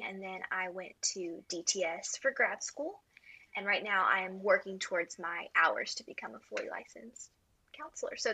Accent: Houston, Texas, United States; moved away as an adult; also born or lived in Fort Worth, Texas; now in West Monroe, United States; I was born in Houston and then moved to Fort Worth for college

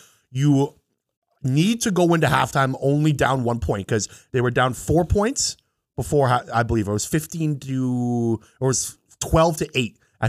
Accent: Canada; the Grey Cup is the CFL Canadian Football League, which we're from Canada.

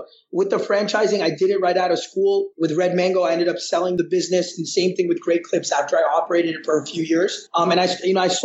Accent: Massachusetts, United States; moved away as an adult; now in India; I've been born and brought up in the U.S., specifically in Massachusetts. So I grew up in Massachusetts.

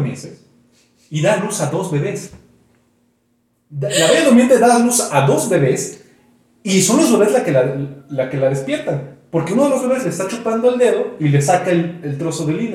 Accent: Mexico; yo di clases un tiempo en mi pueblo, Tenen York

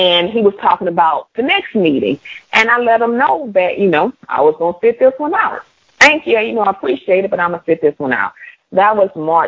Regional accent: Mobile, Alabama, United States; moved away; as a child growing up in Mobile and then coming back home

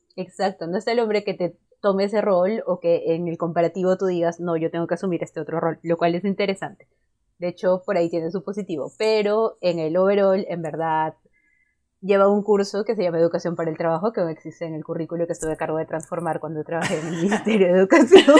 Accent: Cusco, Peru; yo soy de Cusco

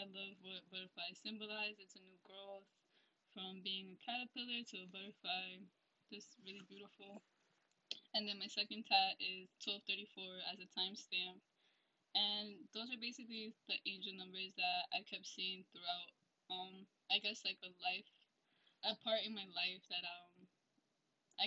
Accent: New Jersey, United States; I am from New Jersey, but my parents are originally from Ecuador

